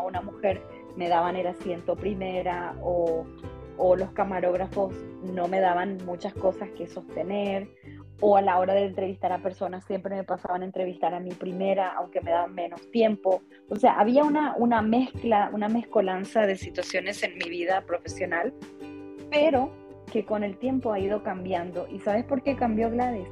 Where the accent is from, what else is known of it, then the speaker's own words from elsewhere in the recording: Paraguay; moved away as an adult; now in Las Vegas, United States; no soy mexicana porque yo soy paraguaya